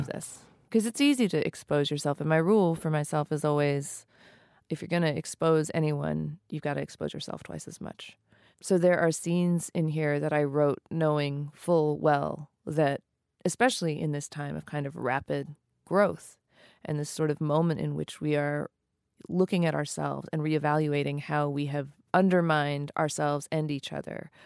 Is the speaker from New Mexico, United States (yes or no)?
yes; New Mexico, United States; I grew up East Indian in New Mexico